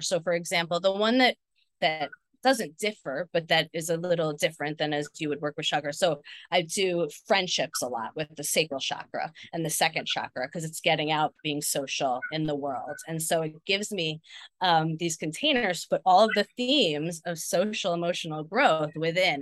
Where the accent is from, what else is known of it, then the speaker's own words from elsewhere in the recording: New Jersey, United States; I grew up in New Jersey